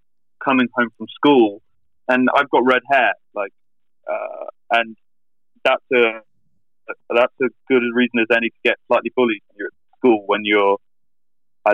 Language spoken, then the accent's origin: English; Reading, South East England, United Kingdom; my hometown, you know, 60 miles away